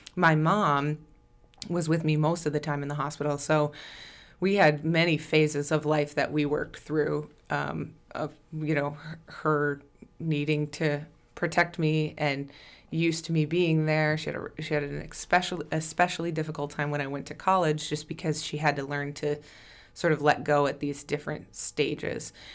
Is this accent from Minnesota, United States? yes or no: yes; Plainview, Minnesota, United States; moved away as an adult; also born or lived in Winona, Minnesota; now in Rochester, United States; I am from Plainview originally